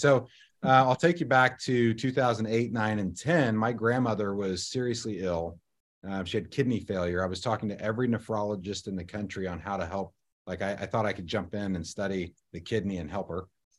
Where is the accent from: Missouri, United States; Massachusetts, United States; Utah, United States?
Missouri, United States; Kansas City; I'm from Kansas City, and we're pretty prideful about our barbecue and especially about our beef in Kansas City.